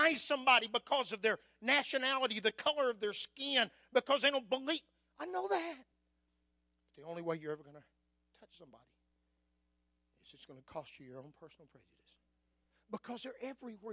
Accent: Anadarko, Oklahoma, United States; I was raised on East Side Main Street in Anadarko, Oklahoma

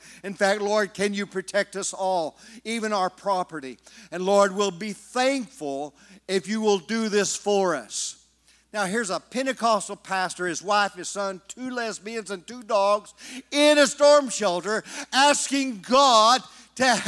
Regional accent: California, United States; now in Oklahoma, United States; I'm from California. My friends never could understand why I moved to Oklahoma

